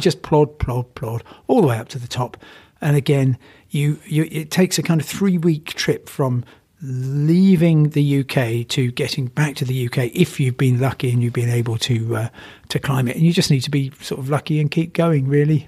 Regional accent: Crawley, South East England, United Kingdom; I come from Crawley

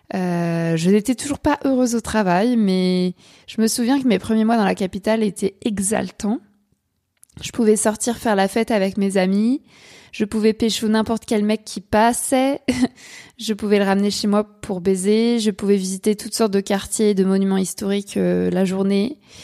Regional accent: Paris suburbs, Île-de-France, France; moved away as an adult; now in Cherbourg, France; je suis une Parisienne pur jus, puisque j'ai passé 18 ans en banlieue

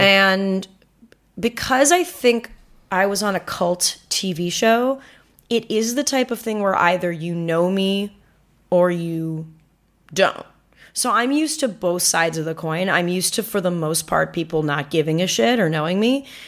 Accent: Manhattan Beach, California, United States; when I go home to Manhattan Beach, which is where I'm from, which is a beach

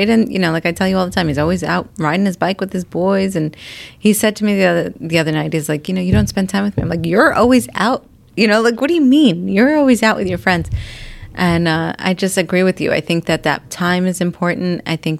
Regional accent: Bay Shore, New York, United States; my hometown in Bayshore.

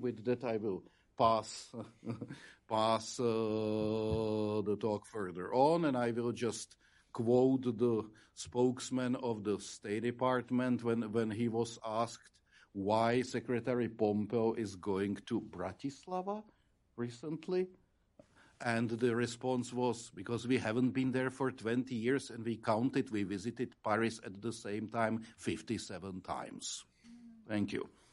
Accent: Czechia; as a Czech ambassador

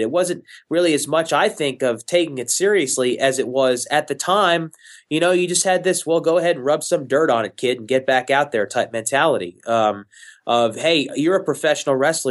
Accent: Houston, Texas, United States; my hometown, Houston, Texas.

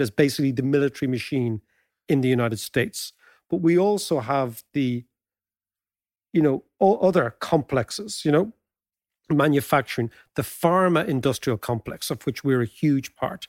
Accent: Ireland; being Irish

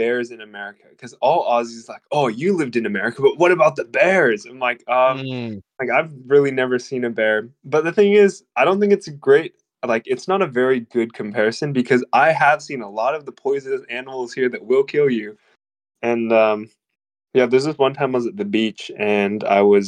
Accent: Chehalis, Washington, United States; moved away as an adult; now in Murwillumbah, Australia; I grew up in a small town called Chehalis

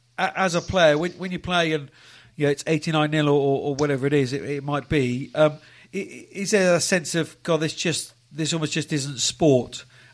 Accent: England, United Kingdom; I say this as an Englishman

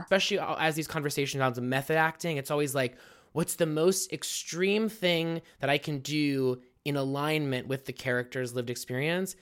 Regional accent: Pittsburgh, Pennsylvania, United States; I'm born and raised in Pittsburgh

